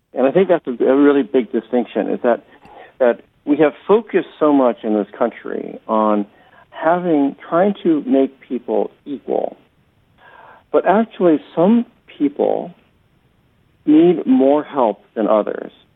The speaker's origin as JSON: {"language": "English", "town": "Akron", "region": "Ohio", "country": "United States", "tie": "born or raised there", "also_born_or_lived": "Atlanta, Georgia, United States", "lives_now": "New York City, United States", "said": "When I moved to Akron, Ohio"}